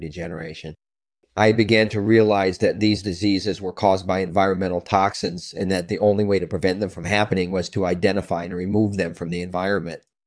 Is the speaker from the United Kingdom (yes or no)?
yes; Scotland, United Kingdom; I was born in Scotland in nineteen seventy-one